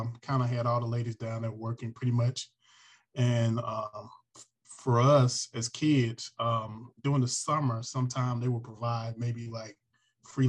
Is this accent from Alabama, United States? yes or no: yes; Alberta, Alabama, United States; moved away as an adult; also born or lived in Boston, Massachusetts / California / Atlanta; I moved to Alberta, Alabama, maybe at the age of one or two